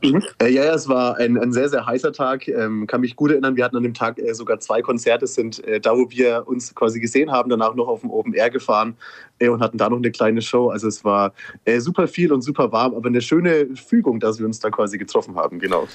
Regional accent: Kulmbach, Bavaria, Germany; wir kommen äh, alle aus Oberfranken, ähm, genauer aus Kulmbach

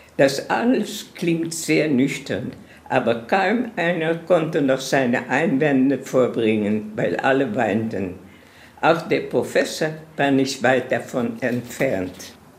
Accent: Amsterdam, North Holland, Netherlands; moved away; also born or lived in Palestine; Ich bin geboren in Amsterdam in einem sehr schönen Viertel von Amsterdam.

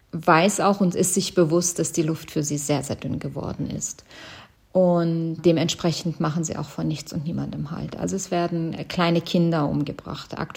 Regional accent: Iran; Also ich habe mir ein zeitliches Fenster gesetzt und sage, bis dahin ist mein Heimatland frei und ähm, wir feiern einen freien Iran.

